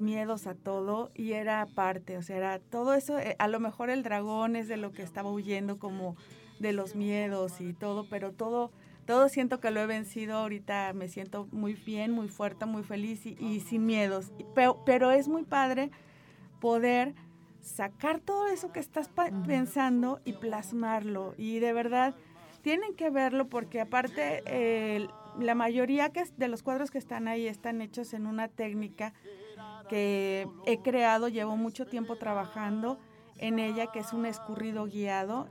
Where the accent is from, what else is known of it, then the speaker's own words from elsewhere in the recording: Tampico, Tamaulipas, Mexico; moved away; Yo ya soy de Tampico